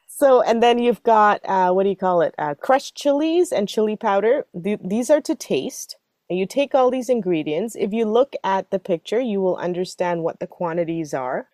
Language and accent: English; Singapore; moved away; we grew up with in Singapore